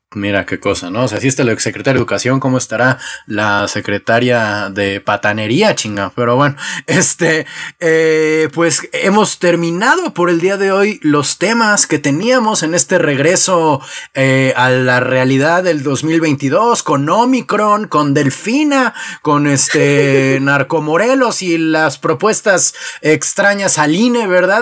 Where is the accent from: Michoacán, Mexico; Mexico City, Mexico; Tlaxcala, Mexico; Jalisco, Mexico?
Mexico City, Mexico; moved away; also born or lived in Oaxtepec, Morelos; de mi estado adoptivo, porque yo tengo la doble nacionalidad, chilango morelense